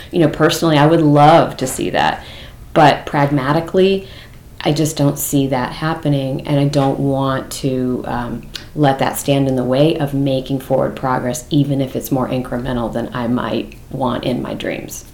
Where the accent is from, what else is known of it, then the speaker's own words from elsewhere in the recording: California, United States; moved away; also born or lived in Massachusetts; where I grew up in California